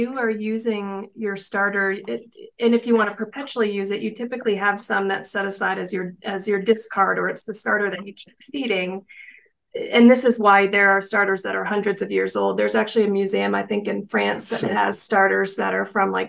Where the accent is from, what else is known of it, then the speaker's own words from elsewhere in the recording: East Coast, United States; moved away; I'm a Cancer and I am from the East Coast